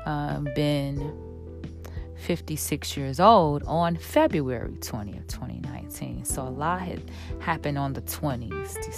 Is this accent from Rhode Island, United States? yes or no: no; Chicago, Illinois, United States; my hometown, Chicago